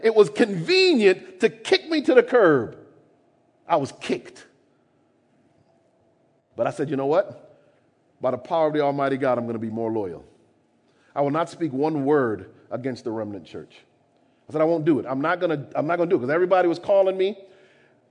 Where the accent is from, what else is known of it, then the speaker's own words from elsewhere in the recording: Jamaica; I'm Jamaican